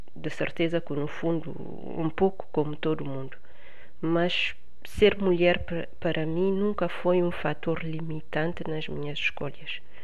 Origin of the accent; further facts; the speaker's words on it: Bissau, Guinea-Bissau; moved away as an adult; also born or lived in Paris region, France; now in France; nasci em Bissau. Vim para a França estudar há 25 anos, atualmente resido na região de Paris